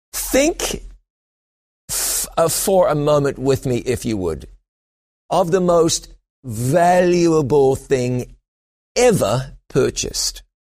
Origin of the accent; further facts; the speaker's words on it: New Zealand; moved away; also born or lived in London, United Kingdom; I went back to my home country of New Zealand